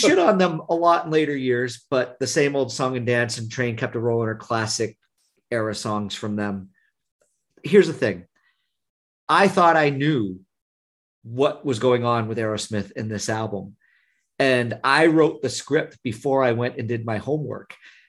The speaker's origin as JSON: {"language": "English", "region": "Northern Vermont", "country": "United States", "tie": "born or raised there", "moved": "yes", "said": "we grew up in Northern Vermont"}